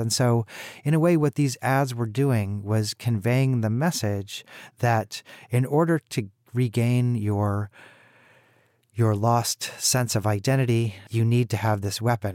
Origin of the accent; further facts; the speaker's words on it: Kansas City, Missouri, United States; I myself am from Missouri. I grew up in Kansas City